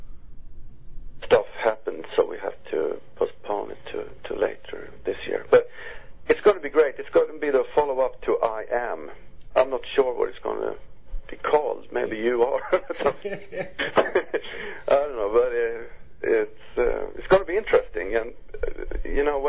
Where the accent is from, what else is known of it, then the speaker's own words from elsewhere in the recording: Uppsala, Uppsala County, Sweden; my hometown, Uppsala